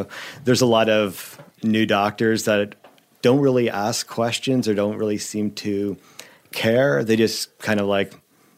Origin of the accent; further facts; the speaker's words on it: Ontario, Canada; it came from a place I grew up out in Ontario